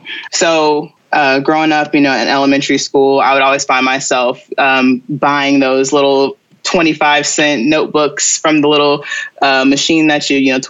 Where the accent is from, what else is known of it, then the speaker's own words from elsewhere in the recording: Cincinnati, Ohio, United States; growing up in Cincinnati was great. I feel like it's one of those smaller cities that can feel big when you want it to.